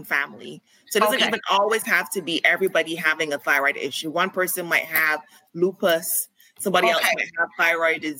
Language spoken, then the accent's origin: English; Barbados; moved away as an adult; now in Atlanta, United States; I'm from Barbados. So I moved here for school and I ended up loving it. So I stayed here. Been here for over 14 years